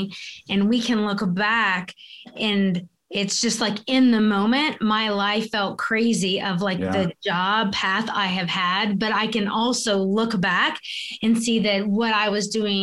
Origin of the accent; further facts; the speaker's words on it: South Carolina, United States; moved away as an adult; also born or lived in Kentucky; our path took us to South Carolina, which is my hometown.